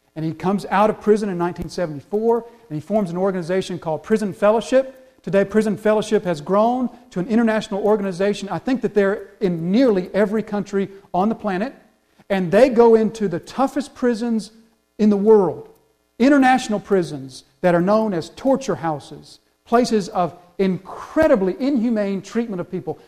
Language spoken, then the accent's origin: English; the South, United States; We're from the South